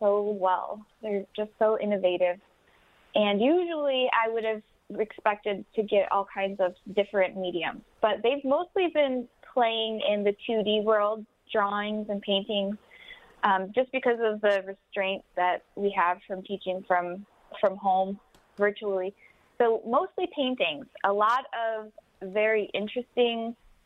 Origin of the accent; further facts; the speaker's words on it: Wyandotte, Michigan, United States; I'm originally from Wyandotte. I live here now